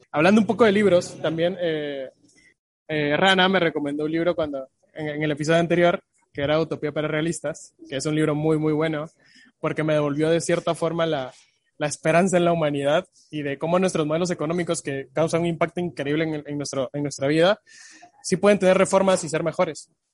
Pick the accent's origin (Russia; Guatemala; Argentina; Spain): Guatemala